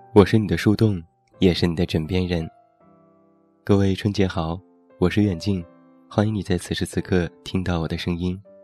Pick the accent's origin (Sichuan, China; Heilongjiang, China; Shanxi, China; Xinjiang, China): Shanxi, China; Taiyuan; 在我的老家山西太原有这样的习俗：春节早晨放开门炮仗是必不可少的，寓意开门大吉